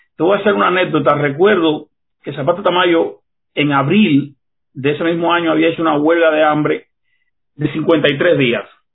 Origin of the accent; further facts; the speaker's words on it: Cuba; Como joven cubano, levantarme contra esa tiranía, lo hice en 1988